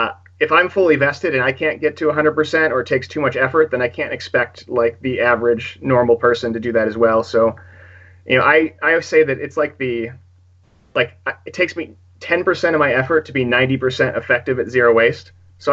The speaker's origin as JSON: {"language": "English", "region": "California", "country": "United States", "tie": "born or raised there", "said": "Northern California near San Francisco. We're very, very liberal, very progressive, very environmentally friendly."}